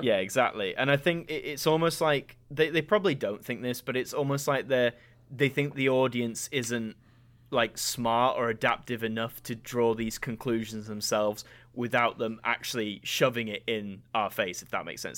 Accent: United Kingdom; a stupid Brits curiosity like mine

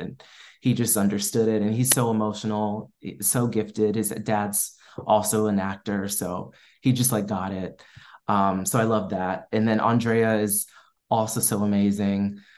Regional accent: Maryland, United States; moved away as an adult; also born or lived in North Carolina / Washington, D.C. / Boston; now in Los Angeles, United States; I grew up in Maryland

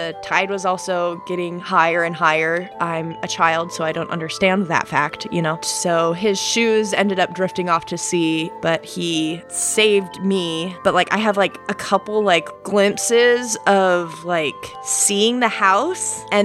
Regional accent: Idaho, United States; By West Coast, I mean Idaho. So not the coast. I'm from the Northwest

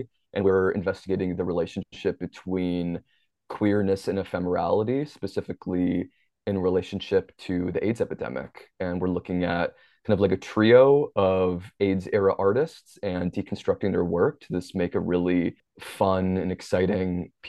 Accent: Minnesota, United States; growing up in the Twin Cities in Minnesota, I was around a lot of experimental theater artists growing up.

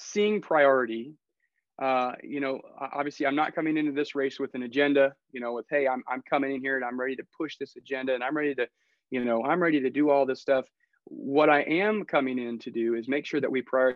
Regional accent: North Carolina, United States; moved away as an adult; also born or lived in Virginia; now in Anchorage, United States; I grew up in North Carolina was there pretty much all the way through high school, went to college in Virginia.

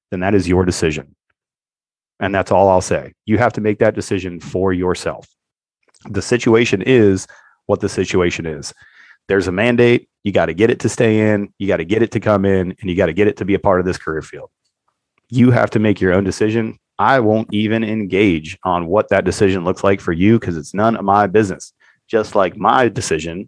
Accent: United States; I'm an American

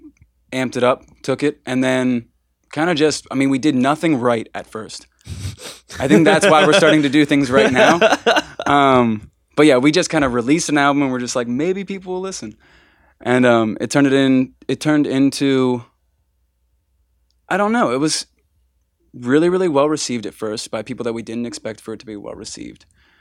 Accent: Altoona, Pennsylvania, United States; At this time we were still living 2 hours away. Like we weren't, we grew up in Altoona, Bedford area.

